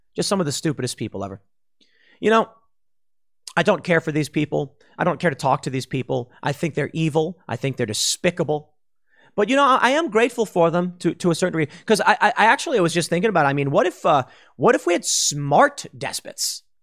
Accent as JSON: {"language": "English", "town": "Chicago", "region": "Illinois", "country": "United States", "tie": "born or raised there", "said": "When I was growing up in Chicago"}